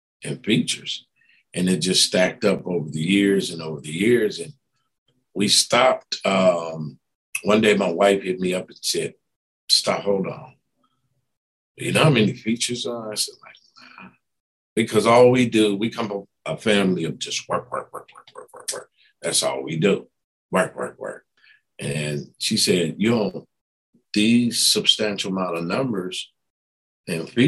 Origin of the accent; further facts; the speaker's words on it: East Coast, United States; moved away; I'm from the East Coast